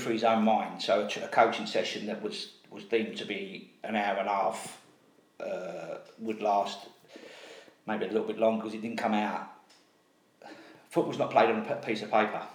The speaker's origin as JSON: {"language": "English", "region": "London", "country": "United Kingdom", "tie": "born or raised there", "said": "I was brought up in Custom House"}